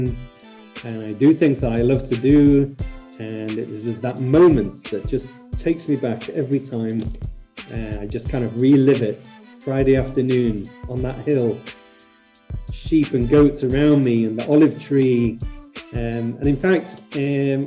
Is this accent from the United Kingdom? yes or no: yes; the north of England, United Kingdom; moved away; when I was a kid, I grew up in the north of England in a place which had a small Jewish community